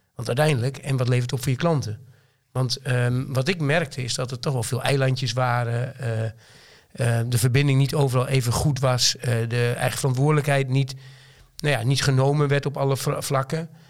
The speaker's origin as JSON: {"language": "Dutch", "area": "Twente", "region": "Overijssel", "country": "Netherlands", "accent": "Twente (Tukker)", "said": "ik woon in Twente, dat hoor je misschien wel een klein beetje aan mijn accent"}